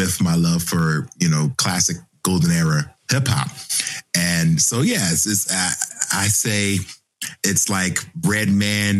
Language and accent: English; Philadelphia, Pennsylvania, United States; growing up in Philly